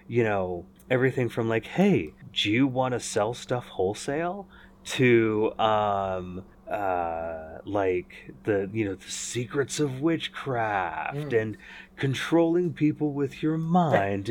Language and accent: English; Northern California, United States; in the fall of 1976 when I was born here in Northern California